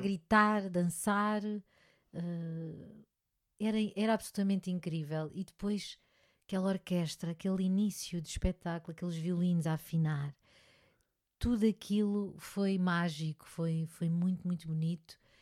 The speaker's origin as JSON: {"language": "Portuguese", "country": "Portugal", "said": "eu gosto muito da minha terra também, gosto muito de cá estar e fazer e trabalhar cá"}